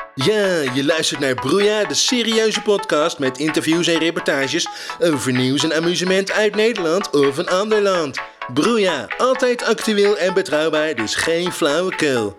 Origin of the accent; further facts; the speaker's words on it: Belgium; Ik kom uit België